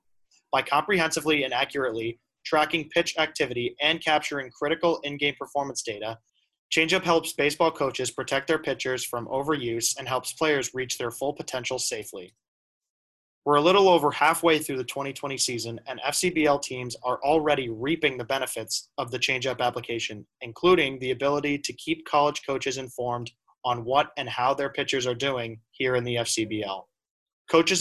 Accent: Hingham, Massachusetts, United States; I'm from Hingham

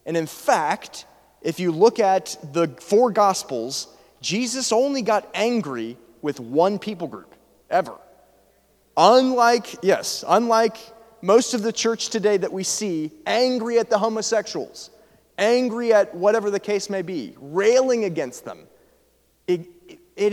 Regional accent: Atlanta, Georgia, United States; I was raised in Atlanta

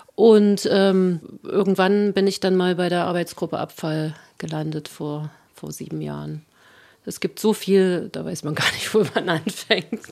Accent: Jena, Thuringia, Germany; Ich bin in Jena Kernbergen aufgewachsen

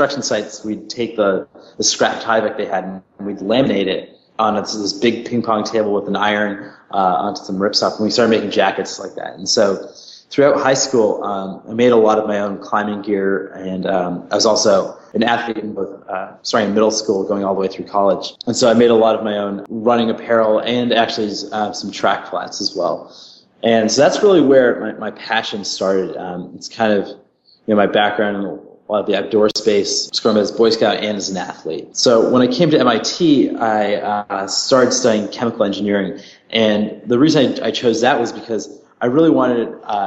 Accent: New England, United States; growing up in the U.S. I'm from the New England area, and the weather changes a lot.

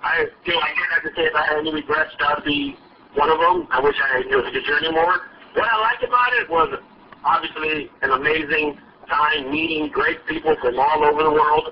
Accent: Southern California, United States; I grew up in Southern Cal, so I grew up playing sports

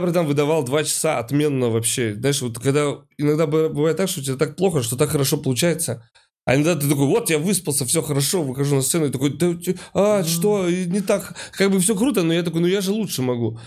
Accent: Saint Petersburg, Russia; я из Питера и постоянно вижу вот это вот эти фотографии, что вот у нас северное сияние здесь

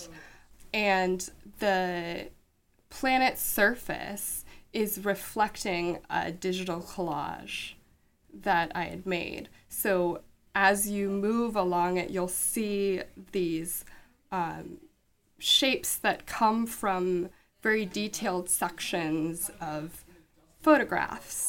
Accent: Washington, United States; I grew up in Washington State

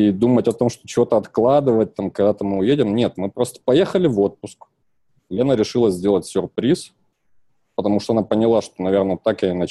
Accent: Krasnoyarsk, Krasnoyarsk Krai, Russia; Я сам из Красноярска.

